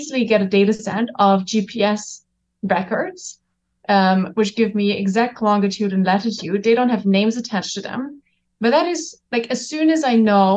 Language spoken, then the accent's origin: English; Germany; I'm German, so I grew up in Germany.